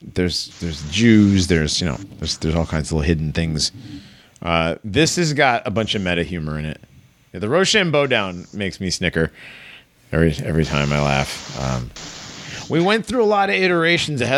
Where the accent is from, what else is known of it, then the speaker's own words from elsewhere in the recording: United States; I'm American